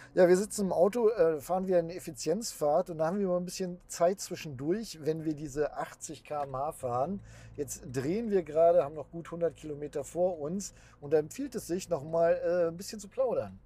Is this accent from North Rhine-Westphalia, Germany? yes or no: yes; Bielefeld, North Rhine-Westphalia, Germany; Bei uns in Bielefeld